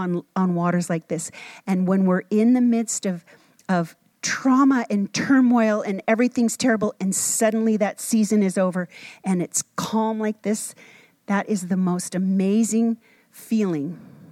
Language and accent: English; Minnesota, United States; When I grew up in Minnesota, we used to go water skiing